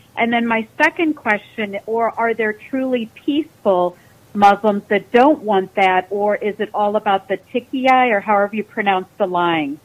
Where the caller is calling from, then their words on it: Missouri, United States; I'm calling from Missouri